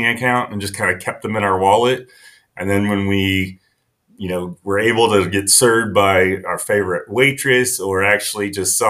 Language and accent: English; near Taylor University, Indiana, United States; I grew up near Taylor University, which is very sheltered